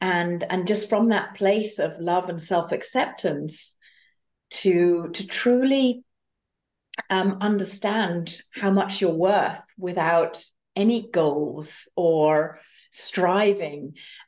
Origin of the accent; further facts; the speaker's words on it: Germany; moved away as an adult; now in United States; I came from Germany to the States, to California, and I did that typical American dream thing